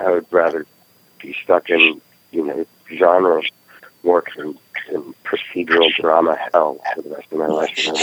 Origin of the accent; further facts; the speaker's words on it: United States; also born or lived in Oregon; I'm an American.